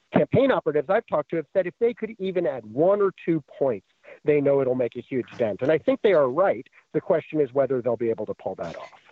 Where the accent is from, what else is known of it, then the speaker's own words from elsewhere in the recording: New York, United States; I grew up in New York in the Giuliani years